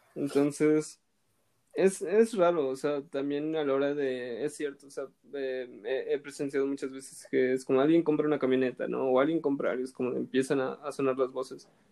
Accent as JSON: {"language": "Spanish", "town": "Xalapa", "region": "Veracruz", "country": "Mexico", "said": "yo soy de Jalapa"}